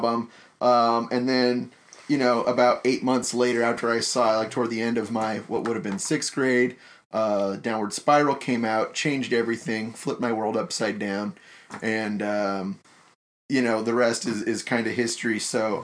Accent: Granite Bay, California, United States; I grew up in the next sleepy burg next to yours. I ended up going to Granite Bay High School

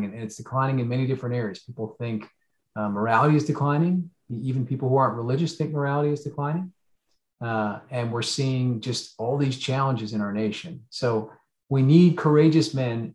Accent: southern New Jersey, United States; moved away; also born or lived in New York City; I grew up in New Jersey, although on the southern side, but lived in New York for about 20 years.

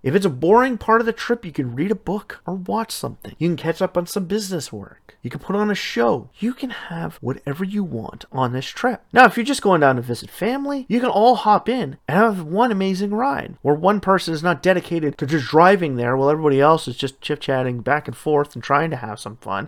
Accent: Canada; my home country, Canada

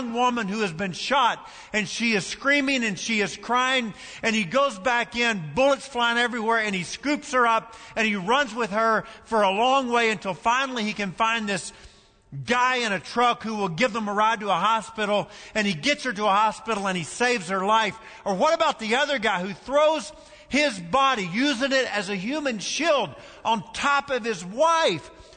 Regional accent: Kentucky, United States; moved away; my home state

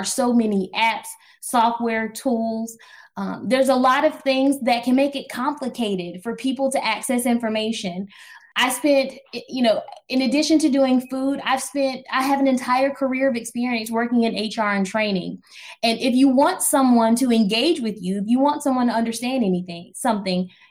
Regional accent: New Bern, North Carolina, United States; I grew up in Eastern North Carolina, New Bern, North Carolina, 252.

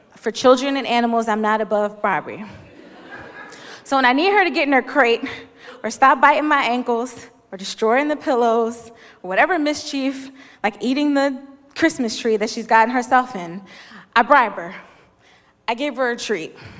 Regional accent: Philadelphia, Pennsylvania, United States; I'm from Philly

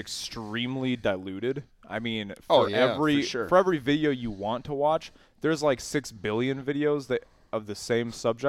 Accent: Wisconsin, United States; We are from Wisconsin.

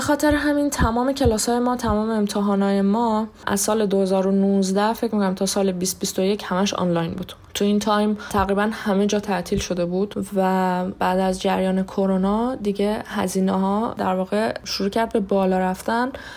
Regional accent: Iran; moved away as an adult; now in Moscow, Russia; من توی ایران به دنیا آمدم توی ایران بزرگ شدم

